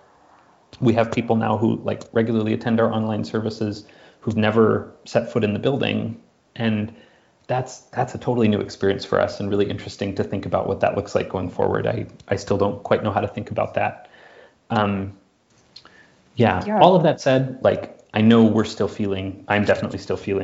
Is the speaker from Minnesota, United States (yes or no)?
yes; Minneapolis, Minnesota, United States; I'm from Minneapolis, and you know, grew up 30 minutes from where George Floyd was murdered